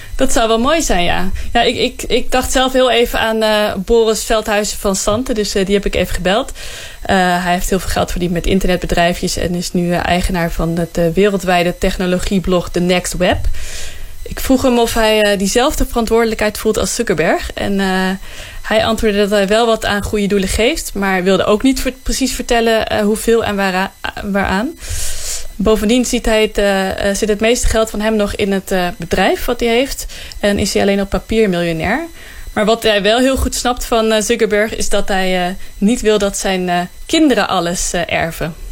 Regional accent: Netherlands

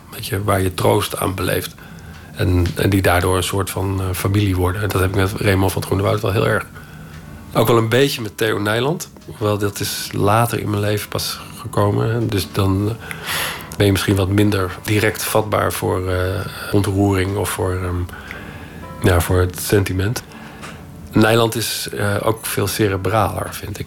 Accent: Netherlands

